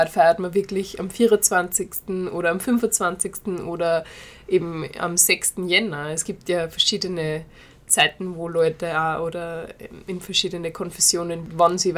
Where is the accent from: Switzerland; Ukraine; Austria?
Ukraine; Äh, ja, ich komme aus der Ukraine und wir haben eine Tradition.